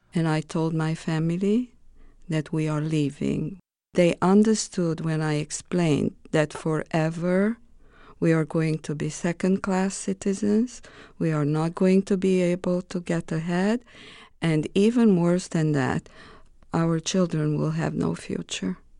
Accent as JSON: {"language": "English", "country": "Romania", "also_born_or_lived": "Greece", "second_language": "English", "moved": "as an adult", "lives_now": "United States"}